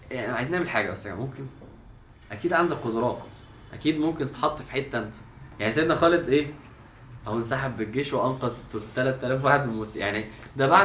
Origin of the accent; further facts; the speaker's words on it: Egypt; انا فعلا من الحاجات اللي بشوف احنا كمصريين فعلا في كميه كرياتيفيتي في في الفكاهه والميمز فظيعه